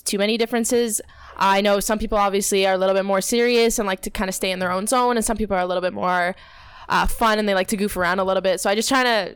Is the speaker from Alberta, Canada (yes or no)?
no; Toronto, Ontario, Canada; moved away; I'm from Toronto